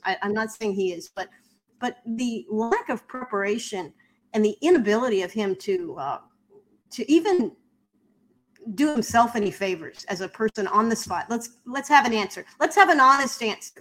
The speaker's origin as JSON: {"language": "English", "country": "United States", "said": "I'm an American"}